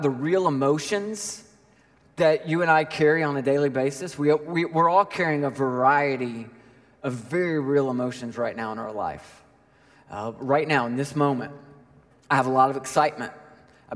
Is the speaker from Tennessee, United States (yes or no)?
yes; Nashville, Tennessee, United States; I grew up in Nashville